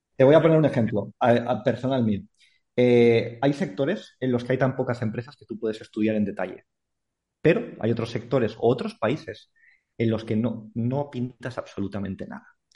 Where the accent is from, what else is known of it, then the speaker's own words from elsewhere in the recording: Andorra; yo soy de Andorra